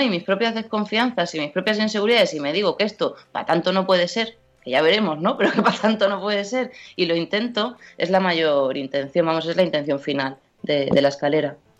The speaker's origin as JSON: {"language": "Spanish", "town": "Seville", "region": "Andalusia", "country": "Spain", "moved": "as an adult", "lives_now": "Madrid, Spain", "said": "yo soy de Sevilla y cuando me vengo a Madrid, pues yo qué sé, pues de repente me doy cuenta de que llevo ocho años en Madrid"}